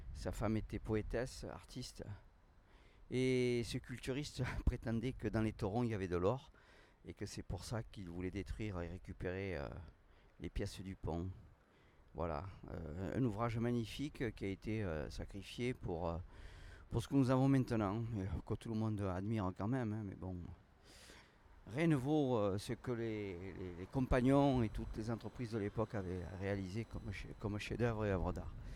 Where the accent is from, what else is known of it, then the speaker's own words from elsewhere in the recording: Toulouse, Occitania, France; en tant que Toulousain, ayant vécu ici